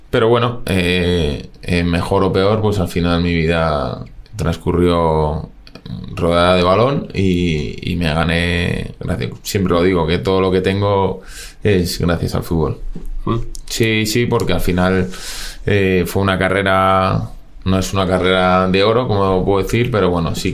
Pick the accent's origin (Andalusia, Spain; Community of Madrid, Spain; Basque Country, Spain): Community of Madrid, Spain; Las Rozas; yo soy de Madrid y empezó todo, pues como creo que empezamos todos, jugando al fútbol en el colegio, en Las Rozas, soy de Las Rozas